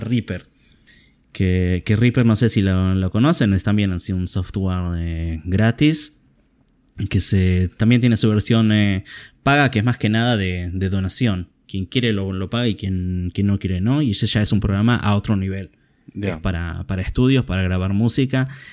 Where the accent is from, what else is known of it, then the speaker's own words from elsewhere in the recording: Argentina; como argentino